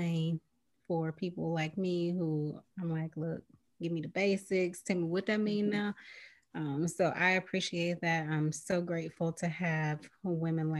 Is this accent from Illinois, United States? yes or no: no; Gary, Indiana, United States; I'm from Gary, so we got great tap water